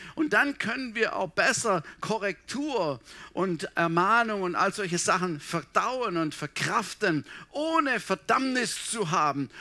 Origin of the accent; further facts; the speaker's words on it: Swabia, Baden-Württemberg, Germany; moved away; bei uns im Schwabenland